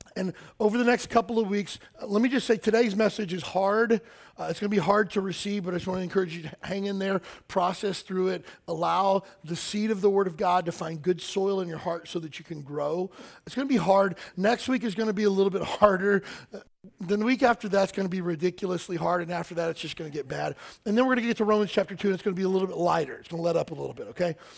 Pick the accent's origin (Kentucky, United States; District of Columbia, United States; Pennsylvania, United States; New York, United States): Kentucky, United States; I grew up in Kentucky